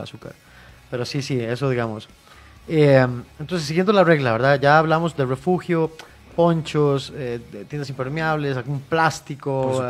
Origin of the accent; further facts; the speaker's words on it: Costa Rica; Nosotros como ticos